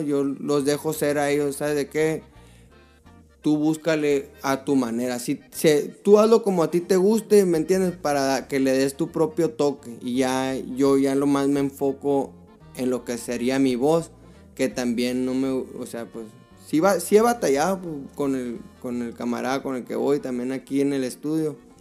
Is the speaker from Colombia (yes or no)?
no; Tucson, Arizona, United States; yo nací aquí en Tucson, Arizona. Aquí, aquí fui criado.